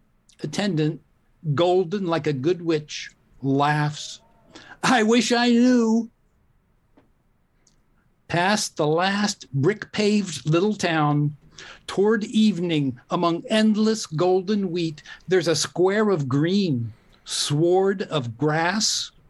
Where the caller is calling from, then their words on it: La Honda, California, United States; Oh, I'm in La Honda, California.